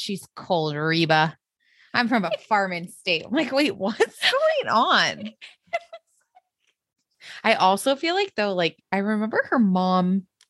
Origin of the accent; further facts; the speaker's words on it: the South, United States; me and Sutton are cut from the same cloth. Like, we're from the South.